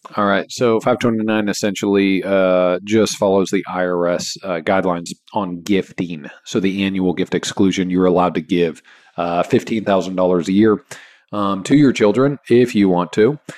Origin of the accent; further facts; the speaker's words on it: Kansas, United States; now in Texas, United States; I grew up in Kansas